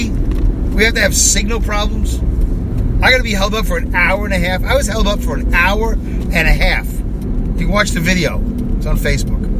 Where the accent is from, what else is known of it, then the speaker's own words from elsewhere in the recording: Philadelphia, Pennsylvania, United States; we're from Philadelphia, it's apparently 19, 19 and a half hours from Philadelphia to Orlando, Florida via I 95.